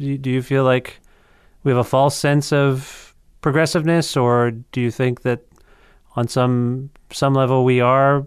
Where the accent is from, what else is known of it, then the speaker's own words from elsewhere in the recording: Canada; we sometimes in Canada